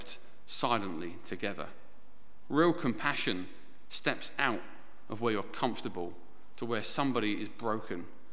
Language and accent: English; United Kingdom; we're British